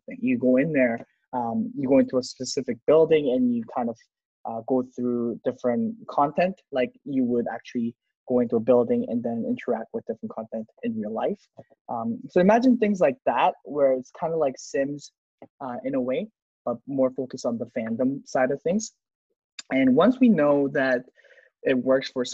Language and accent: English; South Korea; I'm from Korea